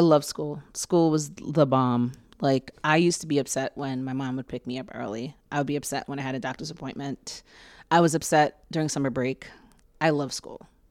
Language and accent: English; New York City, New York, United States; I was born in Mount Sinai Hospital, and, um, my parents lived in East Harlem until they split up when I was, just before my seventh birthday. So I've lived in Harlem for most of my life